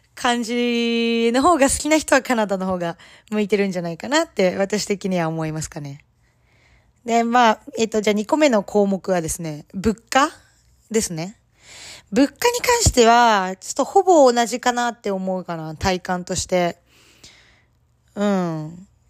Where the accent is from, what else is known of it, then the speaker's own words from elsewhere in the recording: Japan; now in Canada; 日本人で、まあ英語が第二言語の身